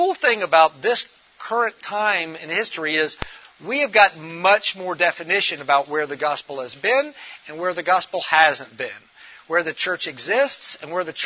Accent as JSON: {"language": "English", "town": "Memphis", "region": "Tennessee", "country": "United States", "said": "I'm originally from Memphis, Tennessee"}